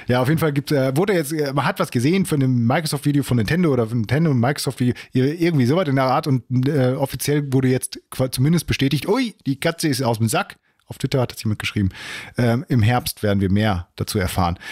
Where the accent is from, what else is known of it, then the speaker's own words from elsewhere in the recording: Germany; als, als Deutscher